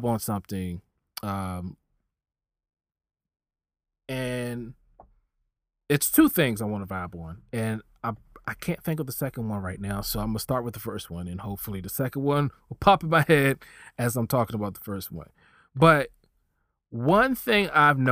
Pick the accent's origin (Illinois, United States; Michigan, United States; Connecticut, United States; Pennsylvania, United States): Pennsylvania, United States; Philadelphia; We're both from Philly